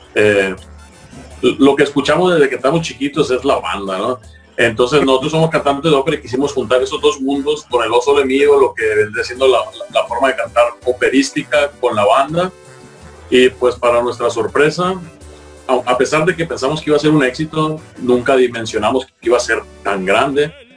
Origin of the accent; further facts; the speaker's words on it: Mazatlán, Sinaloa, Mexico; que somos mazatlecos, sinaloenses